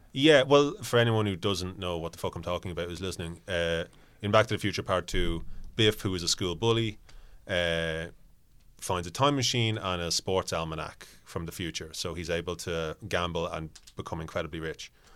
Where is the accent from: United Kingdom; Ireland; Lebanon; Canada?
Ireland; if I was talking to someone from a different part of Ireland, my accent might drift a little bit